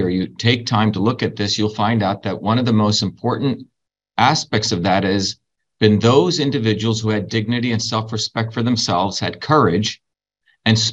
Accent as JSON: {"language": "English", "country": "India", "tie": "born or raised there", "moved": "yes", "lives_now": "United States", "said": "growing up in India in a caste system"}